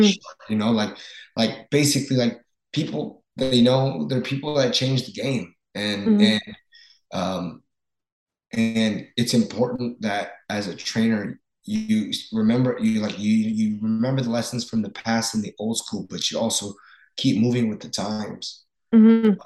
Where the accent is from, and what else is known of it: Lafayette, Indiana, United States; born or raised there; moved away as an adult; now in Los Angeles, United States